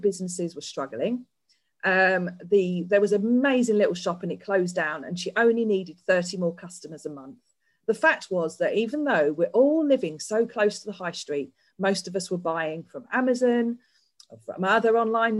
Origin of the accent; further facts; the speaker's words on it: London, United Kingdom; moved away as an adult; now in Yorkshire, United Kingdom; I did actually grow up in London, but I moved to Yorkshire back in 2005